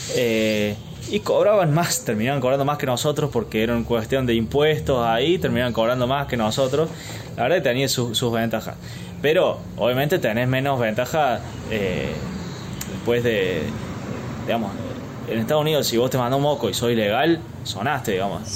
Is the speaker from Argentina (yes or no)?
yes; Argentina; nosotros como argentinos